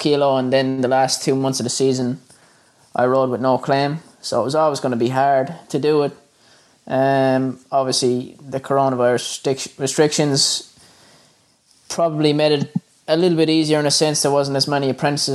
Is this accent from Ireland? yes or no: yes; Ireland; moved away as an adult; now in Australia; I grew up in Ireland